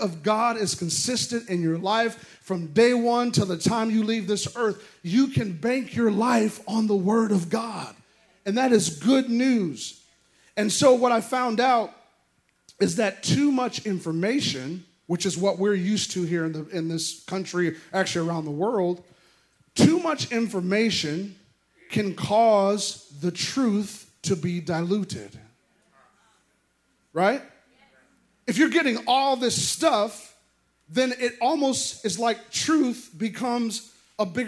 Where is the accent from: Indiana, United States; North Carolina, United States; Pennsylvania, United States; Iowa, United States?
Iowa, United States; moved away; that's where I'm from, that area. I'm actually from Iowa, but Nebraska.